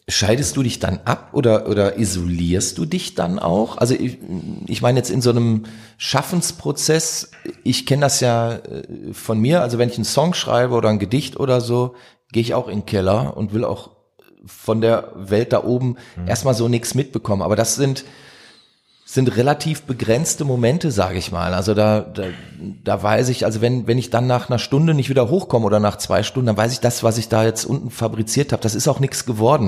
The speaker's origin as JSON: {"language": "German", "town": "Duisburg", "region": "North Rhine-Westphalia", "country": "Germany", "tie": "born or raised there", "said": "bin ich in Meiderich groß geworden, also kenne auch den Norden sehr gut"}